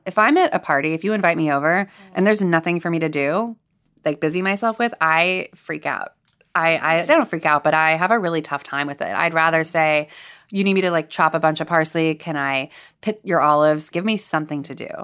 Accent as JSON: {"language": "English", "town": "Los Angeles", "region": "California", "country": "United States", "said": "I'm from Los Angeles. I could have chosen to live at home"}